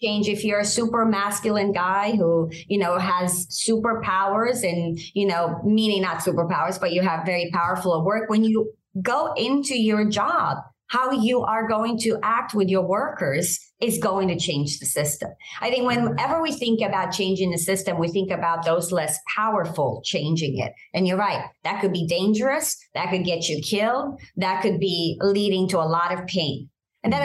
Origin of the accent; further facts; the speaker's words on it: Romania; English is a second language; moved away; I think I came as a refugee from Romania. And I think that has impacted the way I see the world.